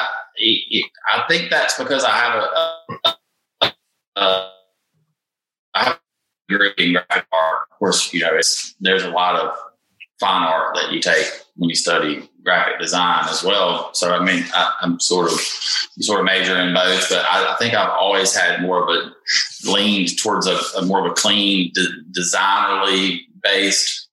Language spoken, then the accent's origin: English; Jackson, Mississippi, United States; I'm from Jackson, Mississippi. I was born and raised here